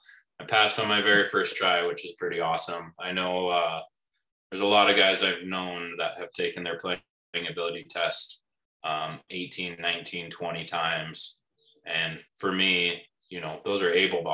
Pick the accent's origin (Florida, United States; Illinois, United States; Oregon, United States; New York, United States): Oregon, United States; Bend; growing up in Bend, Oregon